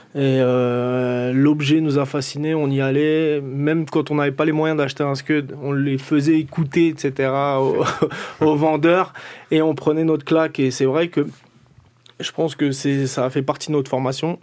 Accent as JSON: {"language": "French", "town": "Antony", "region": "Île-de-France", "country": "France", "said": "je viens d'Antony, en fait, je viens pas des Ulysse."}